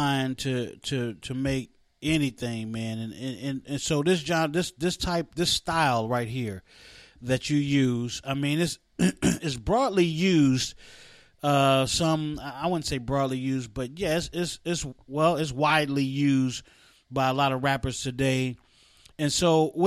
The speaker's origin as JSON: {"language": "English", "region": "West Virginia", "country": "United States", "tie": "born or raised there", "moved": "yes", "lives_now": "Charlotte, United States", "said": "my home state"}